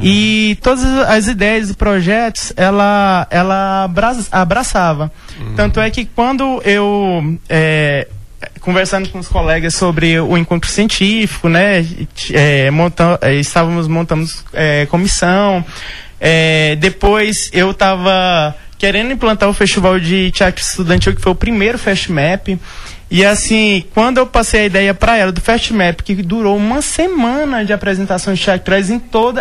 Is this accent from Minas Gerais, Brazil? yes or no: no; Tocantins, Brazil; moved away as an adult; now in Vila Rica, Brazil; eu sou do Tocantins